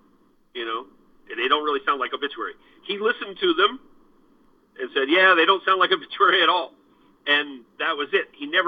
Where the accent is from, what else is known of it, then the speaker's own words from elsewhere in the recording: Florida, United States; also born or lived in Germany; And then, you know, we're all from Florida, but I was an Army brat, so I lived all over the world, including Germany for 6 years, you know, while I was coming up.